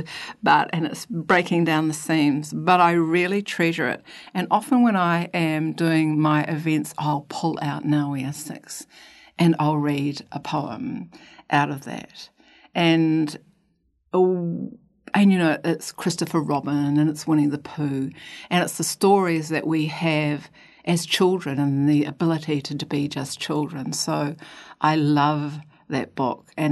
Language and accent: English; Queenstown, Otago, New Zealand; So I was brought up in Queenstown, born in 1957